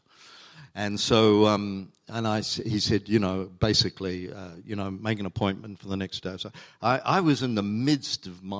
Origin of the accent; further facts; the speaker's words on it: New Zealand; also born or lived in Chile; now in Australia; we were Kiwis